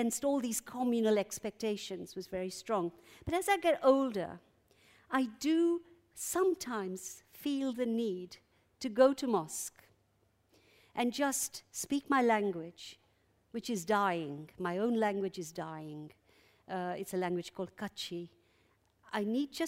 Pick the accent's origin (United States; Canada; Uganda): Uganda; now in London, United Kingdom; I'm an exile from Uganda